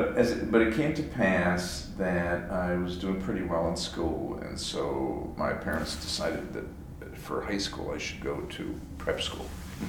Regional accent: Falls Church, Virginia, United States; also born or lived in Ann Arbor, Michigan; I was 6 months old when the family moved here. My dad was looking for work, so I grew up in the shadow of the Pentagon, which is where he was working. Oh yeah, in Falls Church, Virginia.

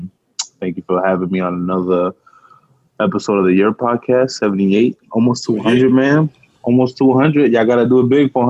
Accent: New York, United States; also born or lived in Santiago, Dominican Republic; I was born in DR. I grew up in New York, but 6 years in DR

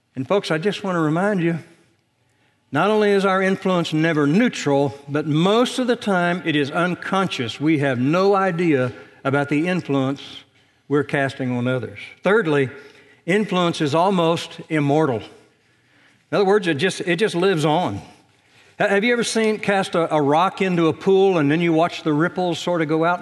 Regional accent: Indiana, United States; moved away; back in my home state

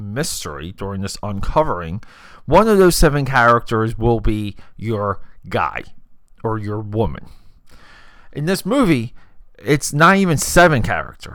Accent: New Jersey, United States; Me growing up in New Jersey, you had to know about Steven Spielberg if you were growing up, because coming from Jersey

